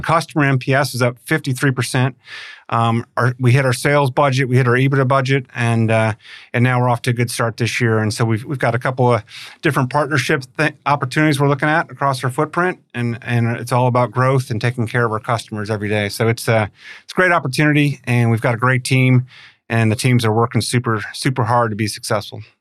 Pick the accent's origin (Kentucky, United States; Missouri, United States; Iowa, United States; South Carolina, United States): Missouri, United States; St. Louis; moved away; also born or lived in Tulsa; I grew up in Saint Louis